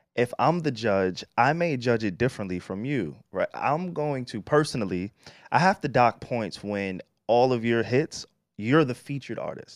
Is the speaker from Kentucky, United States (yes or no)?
no; Long Island, New York, United States; I grew up in Long Island.